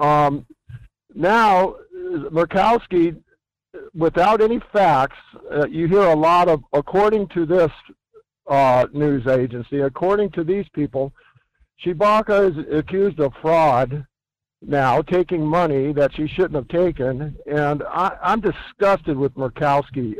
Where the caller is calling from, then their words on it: Fairbanks, Alaska, United States; calling from, uh, Chena Hills.